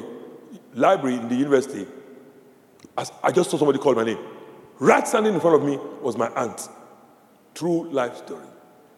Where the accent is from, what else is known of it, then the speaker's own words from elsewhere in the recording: Nigeria; moved away; I grew up in Nigeria, in this country